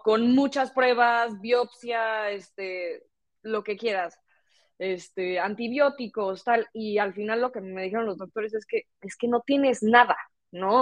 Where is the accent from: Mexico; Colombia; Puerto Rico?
Mexico; moved away as an adult; now in Barcelona, Spain; yo soy de México y bueno, me gradué ya de la carrera y terminé haciendo mi máster en Barcelona, donde vivo actualmente